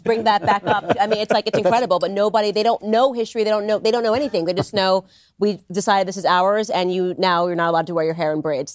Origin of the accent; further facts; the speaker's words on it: Stamford, Connecticut, United States; we're both from Stamford, Connecticut